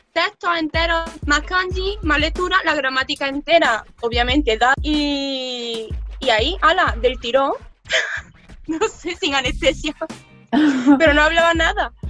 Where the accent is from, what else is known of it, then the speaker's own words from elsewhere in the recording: Córdoba, Andalusia, Spain; moved away as an adult; now in Tokyo, Japan; soy de Córdoba, de Andalucía, del sur de España. Por eso si me notáis el acento un poco raro es que no lo puedo evitar.